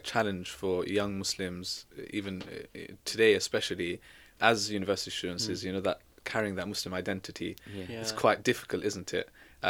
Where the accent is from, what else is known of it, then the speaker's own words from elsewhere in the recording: Exeter, South West England, United Kingdom; born there; I mean, I was born in Exeter, right? So I know, like, it's completely different.